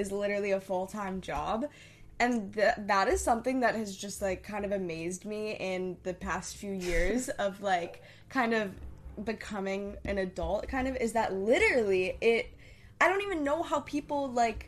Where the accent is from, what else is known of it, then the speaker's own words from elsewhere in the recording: New Hampshire, United States; also born or lived in Hong Kong; we grew up in New Hampshire, then we moved to Hong Kong for 4 years, then we moved back to New Hampshire